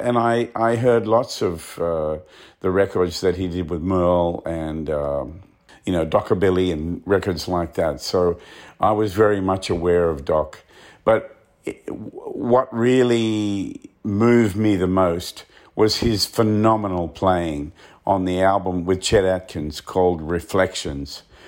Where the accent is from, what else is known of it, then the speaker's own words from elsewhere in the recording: Australia; Growing up in Australia, especially being out in the bush like where I came from